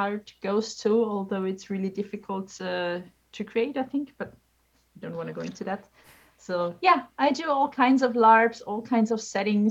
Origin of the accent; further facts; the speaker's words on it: Austria; from Austria